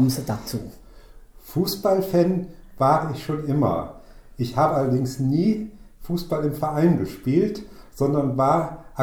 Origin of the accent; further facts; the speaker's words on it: Mühlhausen, Hesse, Germany; also born or lived in Bad Arolsen; ich komme äh, gebürtig aus dem äh, Norden des Landkreises Waldeck-Frankenberg